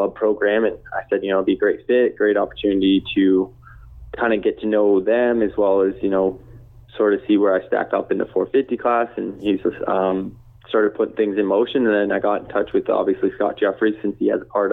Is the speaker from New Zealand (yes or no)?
no; Canada; me being from Canada